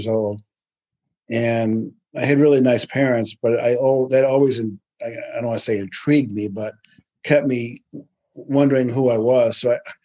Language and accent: English; New York, United States; I'm from New York